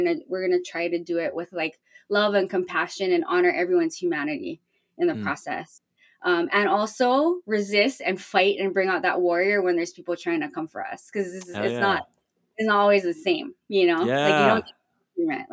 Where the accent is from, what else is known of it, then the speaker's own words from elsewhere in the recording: Hawaii, United States; moved away; growing up in Hawaii in a predominantly like indigenous culture